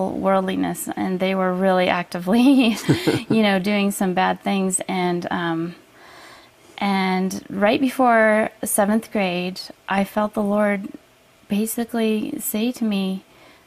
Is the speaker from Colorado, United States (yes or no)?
yes; just north of Denver, Colorado, United States; moved away as an adult; also born or lived in Salt Lake City, Utah; I was born in Salt Lake City, but raised in Colorado